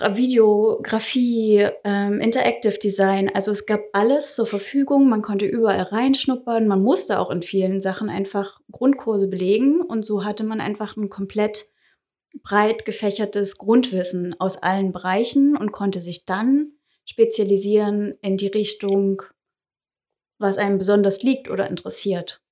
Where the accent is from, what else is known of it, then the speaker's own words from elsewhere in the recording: Saxony-Anhalt, Germany; moved away as an adult; also born or lived in Dessau; now in Dresden, Germany; Also ich komme ursprünglich aus Sachsen-Anhalt